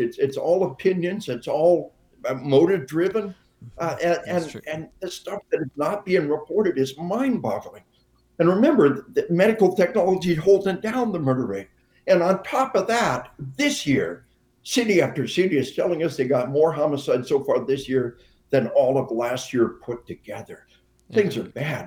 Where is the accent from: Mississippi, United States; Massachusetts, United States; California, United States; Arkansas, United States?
Arkansas, United States; We are from Arkansas